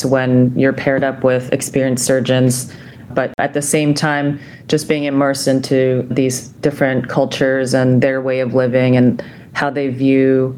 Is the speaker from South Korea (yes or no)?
yes; Seoul, South Korea; moved away; Growing up in Seoul, South Korea, I witnessed my father operate on a child born with a cleft during his time in the South Korean army